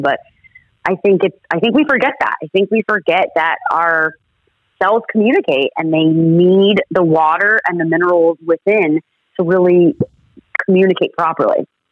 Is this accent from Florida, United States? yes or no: yes; Florida, United States; I was born and raised in Florida